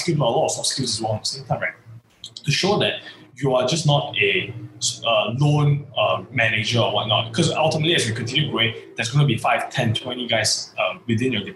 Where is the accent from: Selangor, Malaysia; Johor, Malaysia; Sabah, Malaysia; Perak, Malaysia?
Perak, Malaysia; Seri Manjung; Setiawan, my hometown